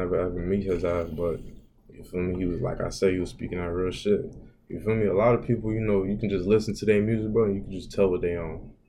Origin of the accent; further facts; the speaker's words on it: Florida, United States; I'm from Florida, I've always been here